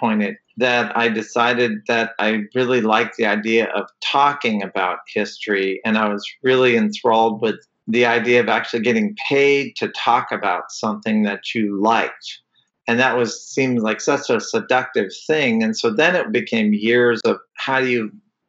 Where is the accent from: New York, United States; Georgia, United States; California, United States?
California, United States; Fresno; also born or lived in Toledo, Ohio; now in Santa Maria, United States; I mostly grew up in California, and I grew up in Fresno